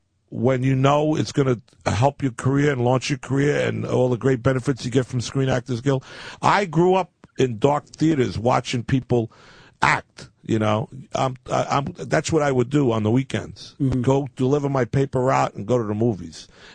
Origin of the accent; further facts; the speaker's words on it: New Rochelle, New York, United States; we were growing up in New Rochelle High School